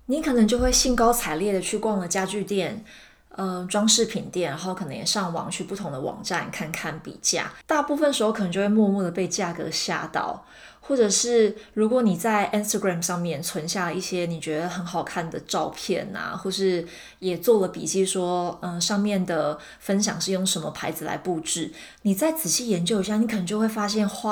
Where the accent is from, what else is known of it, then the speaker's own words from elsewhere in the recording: Taiwan; moved away; 我今年抵达现在的新家之后啊，我是把就是我从台湾带过来的很有经验的卡片、照片，然后小布偶。